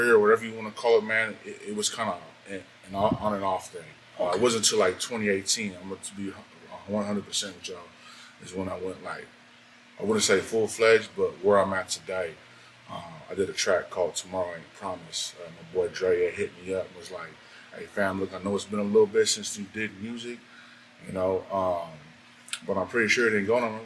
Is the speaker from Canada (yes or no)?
no; San Diego, California, United States; Off of Southeast San Diego, Paradise Hills is where I grew up